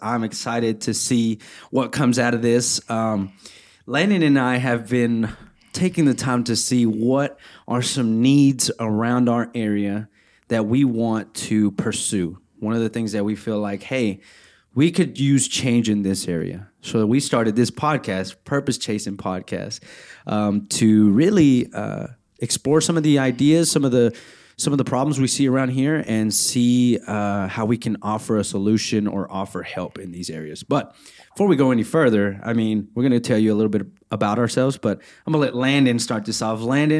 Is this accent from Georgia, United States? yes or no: no; Center, Texas, United States; I am a resident manager. I'm part-time here at ETBU. I'm from Center, Texas, which is only an hour from here.